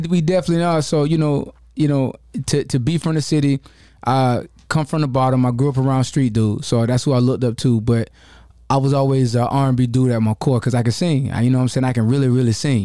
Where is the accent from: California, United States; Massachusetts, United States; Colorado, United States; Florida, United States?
Florida, United States; Jacksonville; I grew up, you know, I come from the bottom. I'm from Jacksonville, Florida. I'm a Florida boy